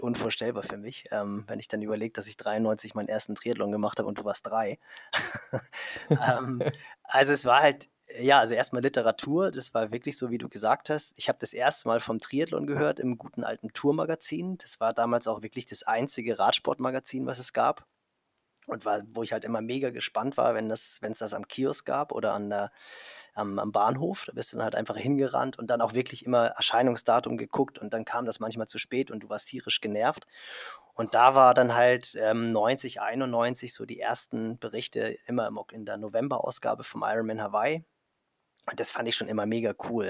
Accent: Kiel, Schleswig-Holstein, Germany; als Kieler, also viel nördlicher geht es ja gar nicht

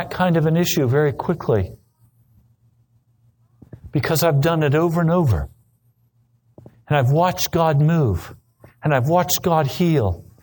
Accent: United States; We're Americans.

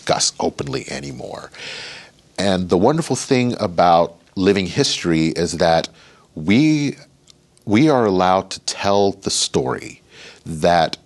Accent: United States; I'm an American who happens to be Black.

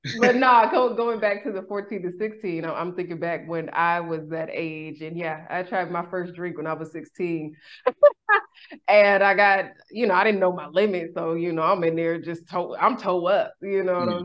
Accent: Sacramento, California, United States; in my hometown. I'm originally from Sacramento, California, Sac Town

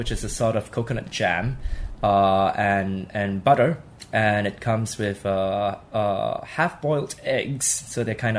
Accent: Singapore; hawker centers that we have in Singapore

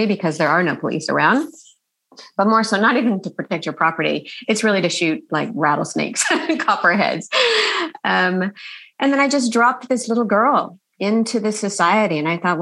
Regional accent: Texas, United States; because I'm from Texas

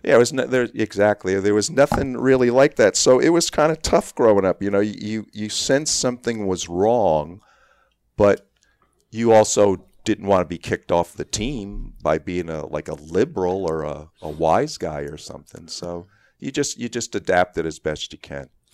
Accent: New York City, New York, United States; I grew up in Queens

